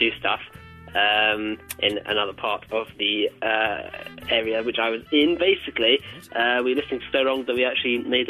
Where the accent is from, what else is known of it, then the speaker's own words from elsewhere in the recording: London, United Kingdom; Yeah, but I'm not from New York, from London.